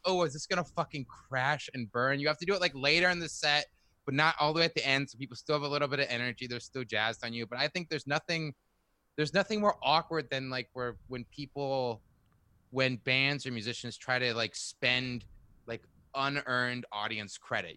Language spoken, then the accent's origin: English; China; moved away as an adult; also born or lived in California; now in New York, United States; I grew up in China actually